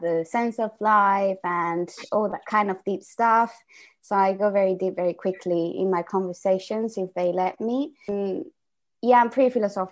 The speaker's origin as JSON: {"language": "English", "country": "Spain", "tie": "born or raised there", "first_language": "Spanish", "second_language": "English", "moved": "as an adult", "lives_now": "London, United Kingdom", "said": "I'm Spanish. I was born in Spain and everything"}